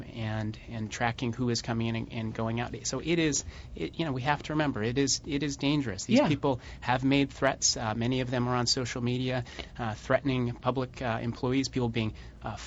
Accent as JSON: {"language": "English", "town": "Colorado Springs", "region": "Colorado", "country": "United States", "tie": "born or raised there", "said": "I'm from Colorado, I hiked and, you know, and around Pikes Peak and spent a lot of time in the outdoors there. And one of the great things about growing up in Colorado Springs"}